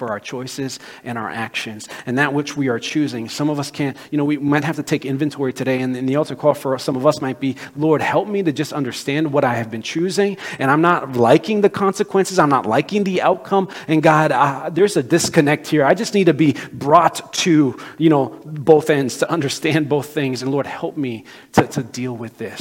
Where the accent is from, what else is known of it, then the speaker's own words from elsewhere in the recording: Brazil; moved away; my home country of Brazil